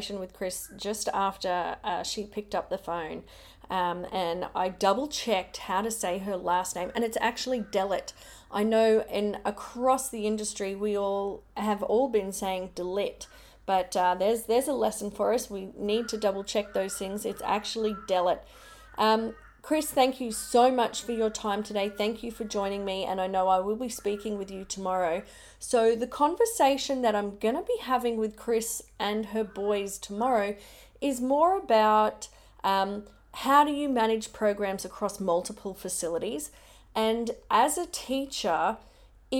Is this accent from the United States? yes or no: no; Logan, Queensland, Australia; moved away; I grew up in Logan, Brisbane.